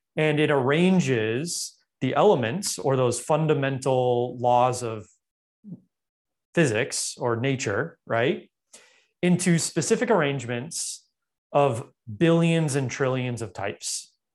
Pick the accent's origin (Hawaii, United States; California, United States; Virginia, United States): California, United States; Los Angeles; I grew up in Los Angeles